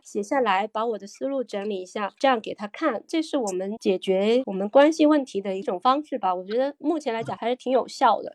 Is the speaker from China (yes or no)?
yes; Guangzhou, Guangdong, China; first language Cantonese; Chinese is a second language; moved away as an adult; now in Cambridge, United Kingdom; 我们本来都是广州人